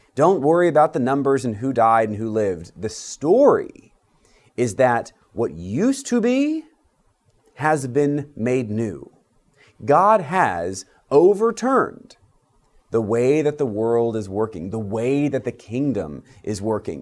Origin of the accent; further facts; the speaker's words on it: United States; As Episcopalians, as American Christians